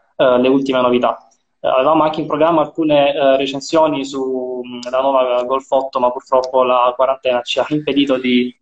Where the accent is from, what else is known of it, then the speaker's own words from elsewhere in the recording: Apulia, Italy; la mia terra, per la mia, la mia, provincia